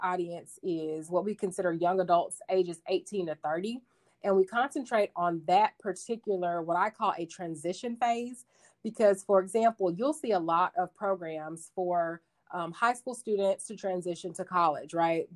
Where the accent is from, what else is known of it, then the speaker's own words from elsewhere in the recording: Arkadelphia, Arkansas, United States; moved away as an adult; also born or lived in Texas / Denver, Colorado / Utah; I grew up in a town, a small town in Arkansas called Arkadelphia